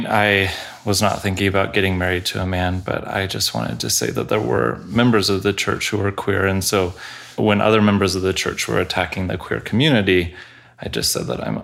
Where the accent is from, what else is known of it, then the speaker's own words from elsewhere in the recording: Colorado, United States; I grew up in Colorado